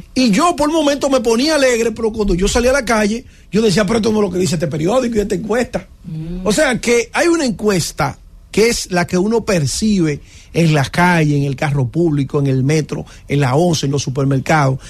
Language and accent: Spanish; Dominican Republic; somos dominicanos